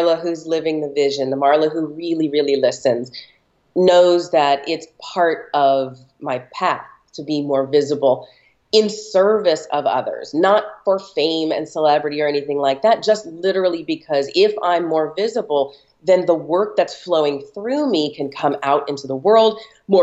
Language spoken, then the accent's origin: English; Los Angeles, California, United States; I'm born and raised in Los Angeles